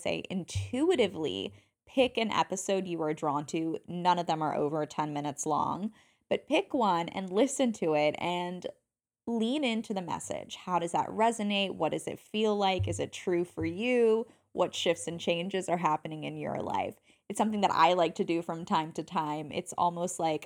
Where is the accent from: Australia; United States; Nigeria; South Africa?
South Africa; I'm from South Africa, so my birth certificate doesn't have a time on it